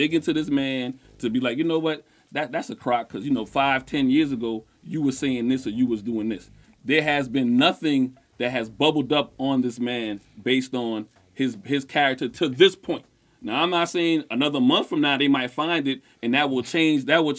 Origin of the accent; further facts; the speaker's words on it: South Carolina, United States; I'm from South Carolina